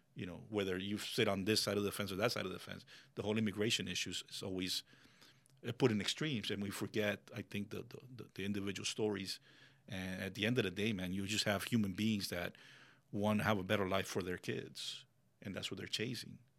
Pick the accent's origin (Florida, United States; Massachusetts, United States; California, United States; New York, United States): Florida, United States; Miami; English is a second language; moved away as an adult; now in Ocala, United States; growing up in Miami